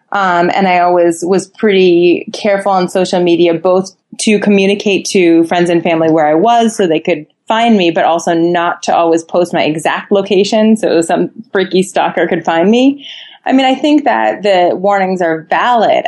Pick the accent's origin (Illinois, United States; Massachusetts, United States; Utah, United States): Massachusetts, United States; Boston; I was born in Boston and it's in my soul.